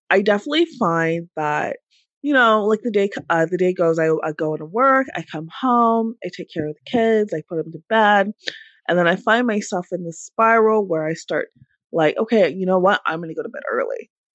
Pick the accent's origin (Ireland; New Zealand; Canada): Canada; Toronto, Ontario; I am from Toronto, Canada.